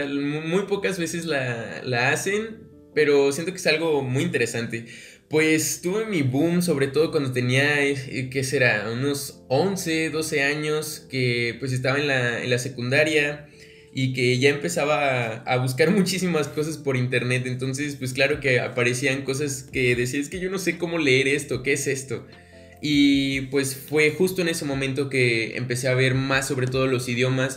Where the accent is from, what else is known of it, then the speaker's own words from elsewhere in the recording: Mexico; soy mexicano